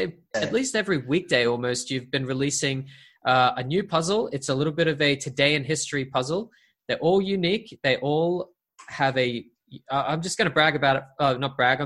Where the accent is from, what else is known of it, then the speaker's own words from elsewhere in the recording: Brisbane, Queensland, Australia; in Brisbane, in my hometown